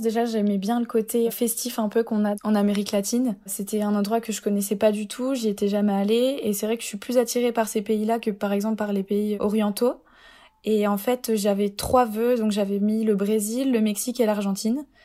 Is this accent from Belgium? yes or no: no; Épinal, Grand Est, France; moved away as an adult; also born or lived in Troyes; now in Rome, Italy; je viens de Épinal dans les Vosges euh, en Lorraine